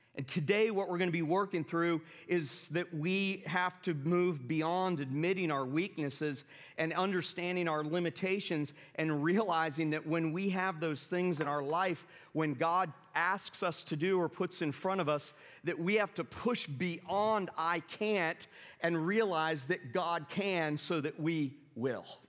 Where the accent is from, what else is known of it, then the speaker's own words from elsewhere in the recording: the South, United States; moved away; also born or lived in New York City; I grew up in the South